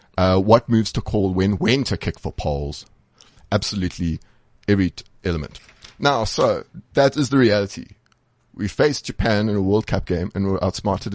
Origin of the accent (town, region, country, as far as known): South Africa